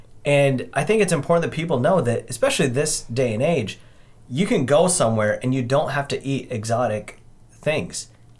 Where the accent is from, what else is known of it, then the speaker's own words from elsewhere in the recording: Pacific Northwest, United States; But growing up Northwest